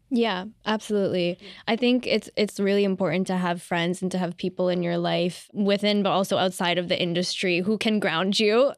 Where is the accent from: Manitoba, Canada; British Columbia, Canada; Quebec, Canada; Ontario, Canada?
Ontario, Canada; Ottawa; I'm from Ottawa and I also have friends there.